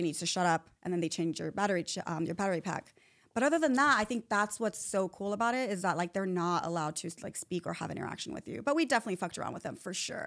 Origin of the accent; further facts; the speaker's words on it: Chula Vista, California, United States; I'm from Chula Vista, San Diego